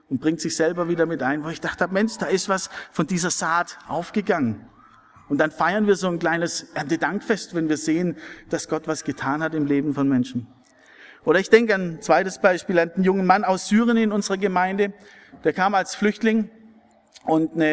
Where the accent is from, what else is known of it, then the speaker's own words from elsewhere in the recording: Wilferdingen, Baden-Württemberg, Germany; Ich habe über viele Jahre Jungschar gemacht in meinem Heimatdorf in Wilferdingen.